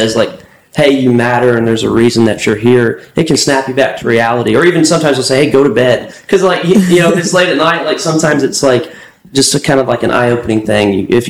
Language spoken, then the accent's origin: English; Tampa, Florida, United States; moved away as an adult; now in Nashville, United States; Tampa, Florida. Okay. That's home.